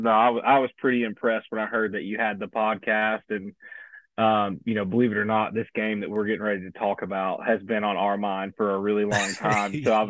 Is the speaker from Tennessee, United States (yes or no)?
yes; Maryville, Tennessee, United States; So I grew up in East Tennessee, small town called Maryville, Tennessee, about 15 minutes outside of Knoxville Stadium.